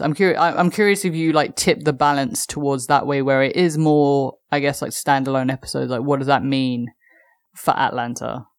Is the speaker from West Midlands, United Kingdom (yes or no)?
no; London, United Kingdom; as a Londoner